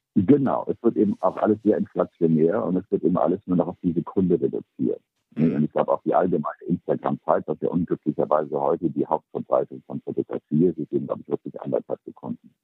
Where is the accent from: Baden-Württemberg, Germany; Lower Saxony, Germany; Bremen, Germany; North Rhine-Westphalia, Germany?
Bremen, Germany; moved away as an adult; also born or lived in New York / Paris; ich bin geboren in Bremen, bin aber mit 18 dann nach New York und bin seitdem ähm, relativ wenig in Deutschland